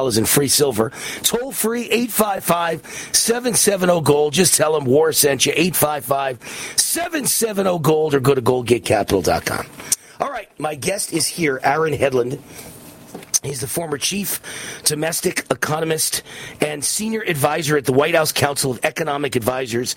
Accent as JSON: {"language": "English", "region": "New York", "country": "United States", "said": "I'm from New York"}